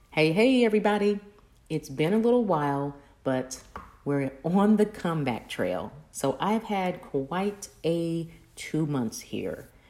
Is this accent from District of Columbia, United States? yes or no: no; Kokomo, Indiana, United States; moved away; my hometown of Kokomo